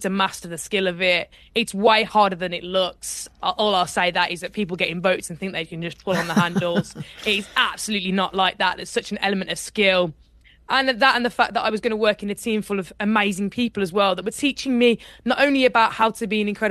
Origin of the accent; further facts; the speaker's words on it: Birmingham, West Midlands, United Kingdom; I grew up in Birmingham, and in Birmingham you don't really do rowing.